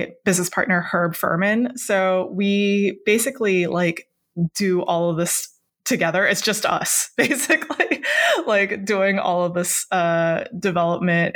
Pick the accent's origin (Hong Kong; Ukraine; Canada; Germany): Hong Kong; I grew up in Hong Kong, the way that I learned that word, Jiangxi, I learned it through through school